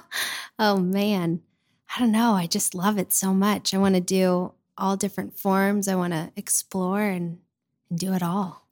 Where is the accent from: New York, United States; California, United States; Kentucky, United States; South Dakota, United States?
Kentucky, United States; Louisville; I grew up in Louisville